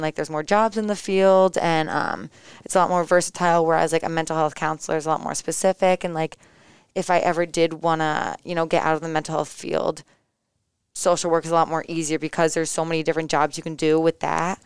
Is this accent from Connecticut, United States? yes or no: yes; East Lyme, Connecticut, United States; So I'm originally from East Lyme, Connecticut